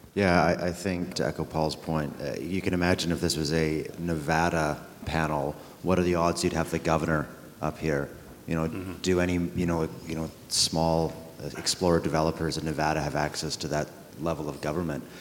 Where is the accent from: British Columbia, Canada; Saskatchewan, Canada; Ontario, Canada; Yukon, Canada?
Yukon, Canada; Ross River; the community of Ross River, which is the, the home of the uh, Ross River Dena Council First Nation, is actually originally my hometown.